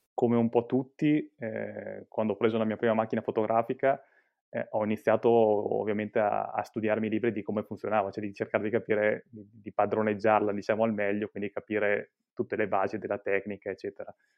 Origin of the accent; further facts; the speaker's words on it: Mantua, Lombardy, Italy; io sono di Mantova, Mantova che si trova in Lombardia